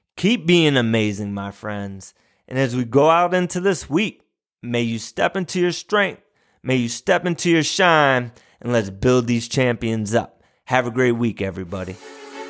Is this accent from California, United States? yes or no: no; St. Bonaventure, New York, United States; the university in my hometown, Saint Bonaventure University